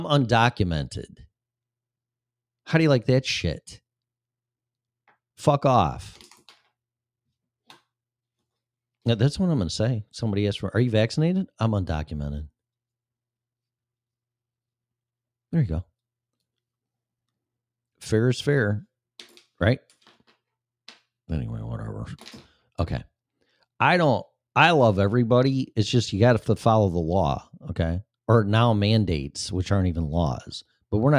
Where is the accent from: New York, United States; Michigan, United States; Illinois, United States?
Illinois, United States; moved away; My home state of Illinois and Chicago